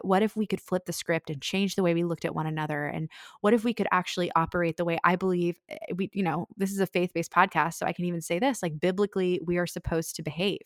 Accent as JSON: {"language": "English", "town": "Annapolis", "region": "Maryland", "country": "United States", "tie": "born or raised there", "said": "my hometown of Annapolis"}